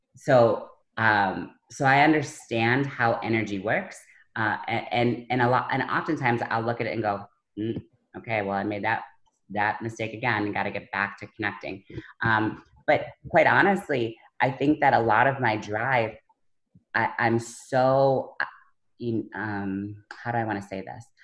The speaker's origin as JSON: {"language": "English", "town": "Buffalo", "region": "New York", "country": "United States", "said": "I'm from Buffalo"}